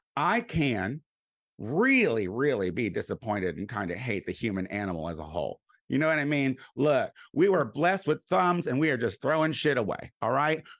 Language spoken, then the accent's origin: English; Clinton, United States; moved away; I'm going back to Clinton this week. That's why I'm gonna be back in my hometown.